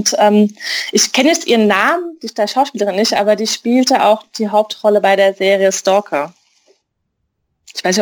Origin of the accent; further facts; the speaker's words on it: Mainz, Rhineland-Palatinate, Germany; ich bin aus Mainz